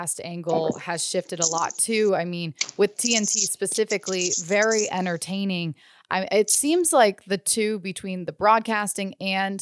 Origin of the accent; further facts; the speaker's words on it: Midwest, United States; I'm from the Midwest